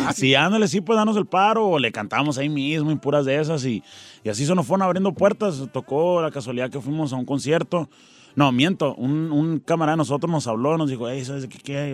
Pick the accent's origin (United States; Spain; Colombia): United States; Tucson, Arizona; also born or lived in Nogales, Sonora, Mexico; Yo me crié en Tucson, que está pegado casi al, Nogales, Sonora